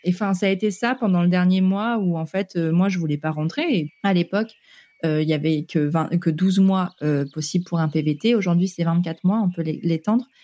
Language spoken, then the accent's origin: French; northern France, France; moved away as an adult; also born or lived in Vancouver, Canada; je viens du nord de la France